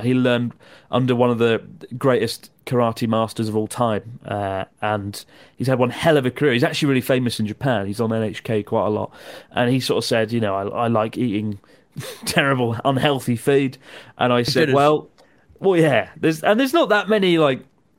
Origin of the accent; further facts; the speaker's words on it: Maidstone, South East England, United Kingdom; We're from Maidstone, Kent, in the UK. I've been there because I was born there and I lived there for 20 years.